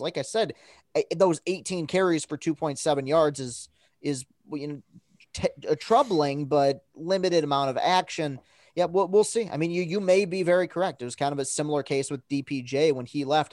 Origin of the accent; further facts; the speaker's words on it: Lansing, Michigan, United States; born and raised in Lansing, and I am a woven into Spartan country here